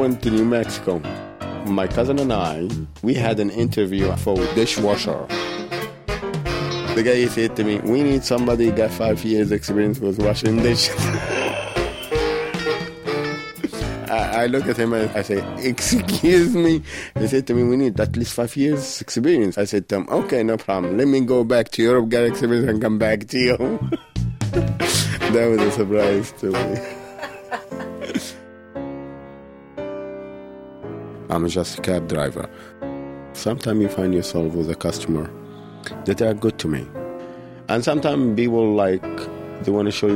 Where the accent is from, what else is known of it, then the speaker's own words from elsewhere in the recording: Cairo, Egypt; moved away as an adult; also born or lived in Germany; now in United States; I'm Egyptian American and African